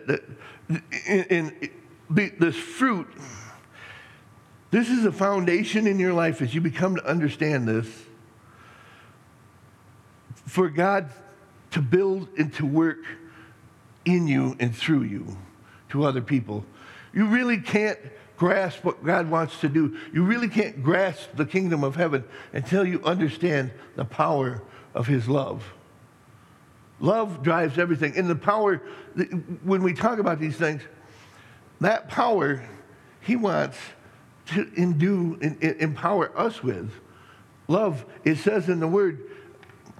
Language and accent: English; Middleton, Michigan, United States; I grew up in Middleton